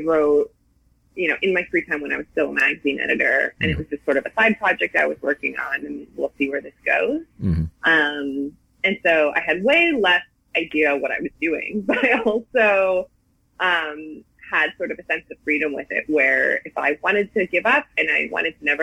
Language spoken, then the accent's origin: English; Milwaukee, Wisconsin, United States; I'm from Milwaukee